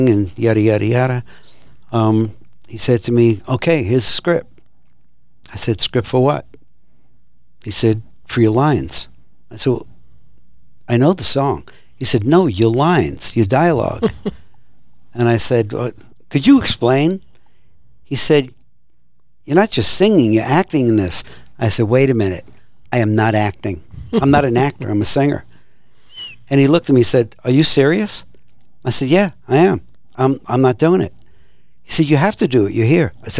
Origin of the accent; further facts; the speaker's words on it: New York City, New York, United States; accent: thick New York accent; moved away as an adult; also born or lived in Long Island; now in Fort Worth, United States; I grew up in Brooklyn also, so that's really different than Manhattan